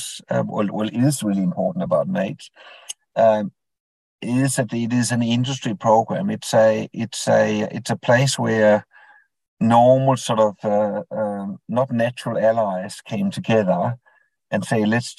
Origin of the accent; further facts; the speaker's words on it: Denmark; moved away as an adult; now in Queensland, Australia; the accent might reveal that I wasn't born in Australia. So I was born in Denmark